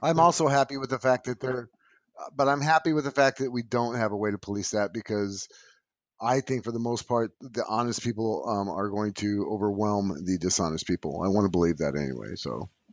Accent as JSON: {"language": "English", "region": "California", "country": "United States", "said": "I'm from California"}